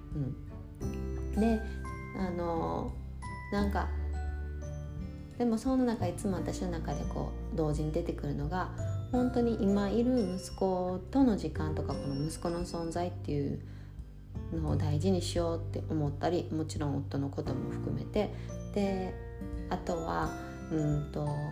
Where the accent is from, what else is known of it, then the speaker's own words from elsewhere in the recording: Japan; moved away as an adult; 私が日本で生まれ育って